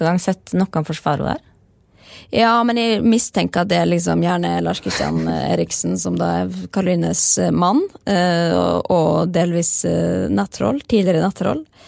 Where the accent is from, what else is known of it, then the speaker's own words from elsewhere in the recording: Molde, Møre og Romsdal, Norway; vi kommer jo fra Molde